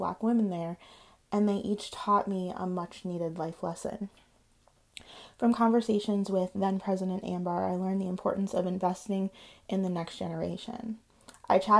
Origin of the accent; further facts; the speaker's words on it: Michigan, United States; I'm just from Michigan.